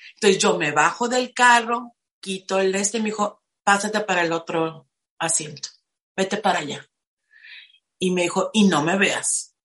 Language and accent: Spanish; Tijuana, Baja California, Mexico; now in Playas de Rosarito, Mexico; Crecí en Tijuana, soy de Tijuana, actualmente vivo en Playas de Rosarito.